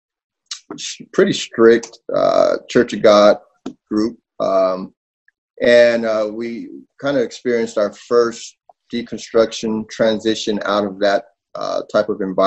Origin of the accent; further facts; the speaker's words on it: Southern California, United States; moved away as an adult; now in Wooster, United States; I was born and raised in Southern California.